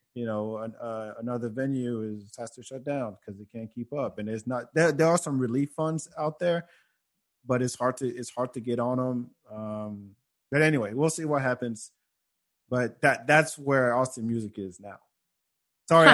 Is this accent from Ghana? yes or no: no; Senegal; moved away; I'm from Africa and in in in Senegal